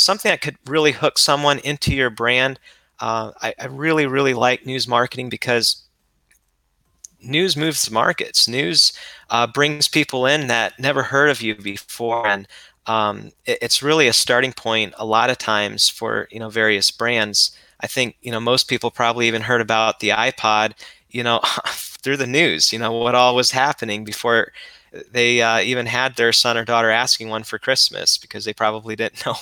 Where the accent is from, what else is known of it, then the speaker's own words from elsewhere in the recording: Ohio, United States; I'm from Ohio